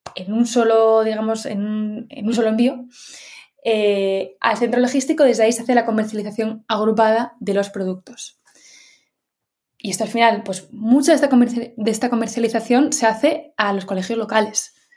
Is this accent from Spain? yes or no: yes; Madrid, Community of Madrid, Spain; Yo soy de Madrid